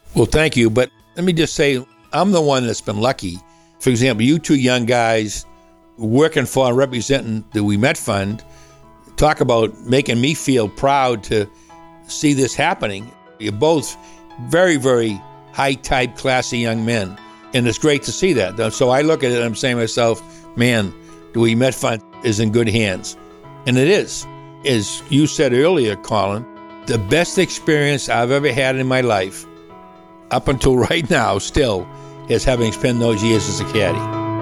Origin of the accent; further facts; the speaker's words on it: Woburn, Massachusetts, United States; I'm some kid from Woburn, Massachusetts